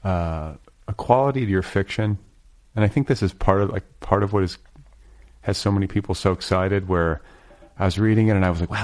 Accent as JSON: {"language": "English", "region": "Midwest", "country": "United States", "tie": "born or raised there", "said": "growing up where I grew up in the Midwest"}